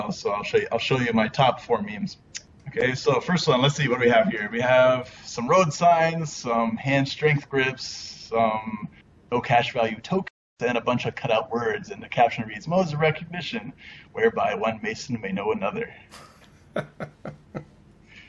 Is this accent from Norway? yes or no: no; Canada; moved away as an adult; now in Korea; me being Canadian